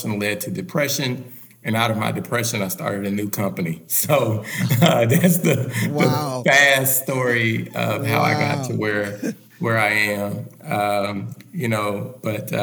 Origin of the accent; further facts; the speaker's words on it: Little Rock, Arkansas, United States; I'm originally from Little Rock, Arkansas